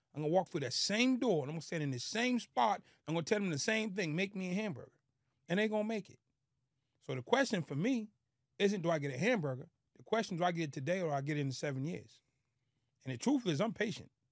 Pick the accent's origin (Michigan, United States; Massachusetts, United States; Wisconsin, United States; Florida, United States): Massachusetts, United States; Boston; born or raised there; moved away